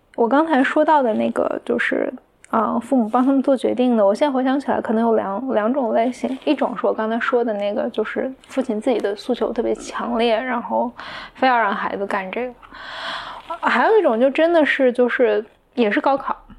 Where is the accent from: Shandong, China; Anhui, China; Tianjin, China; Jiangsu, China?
Anhui, China; 我的家乡就在安徽的一个可能三线城市这样